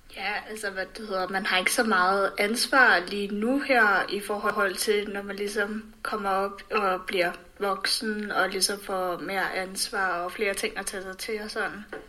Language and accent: Danish; Denmark; vi som danskere